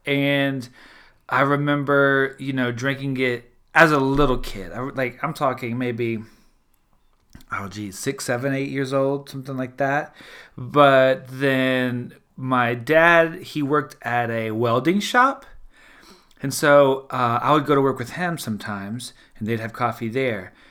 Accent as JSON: {"language": "English", "region": "South Louisiana", "country": "United States", "tie": "born or raised there", "said": "I'm from South Louisiana, the Deep South"}